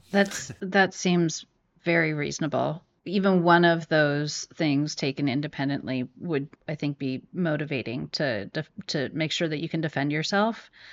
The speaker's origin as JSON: {"language": "English", "town": "San Francisco", "region": "California", "country": "United States", "tie": "born or raised there", "said": "I grew up in San Francisco"}